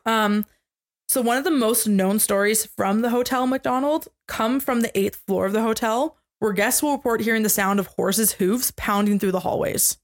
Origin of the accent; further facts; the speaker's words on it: Canada; we are Canadian.